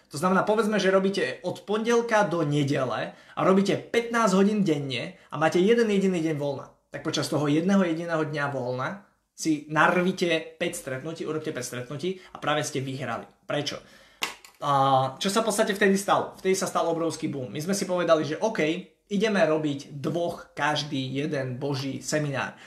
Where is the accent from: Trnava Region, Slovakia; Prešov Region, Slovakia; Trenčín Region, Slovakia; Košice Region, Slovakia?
Košice Region, Slovakia; Košice; ja som z Košíc